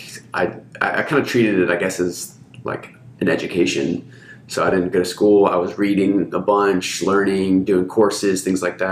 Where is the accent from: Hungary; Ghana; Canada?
Hungary; now in Austin, United States; I grew up in Hungary